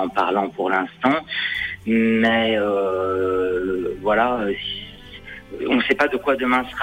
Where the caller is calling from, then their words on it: Lyon, Auvergne-Rhône-Alpes, France; j'étais près de Limoges et là, je suis redescendu sur Lyon.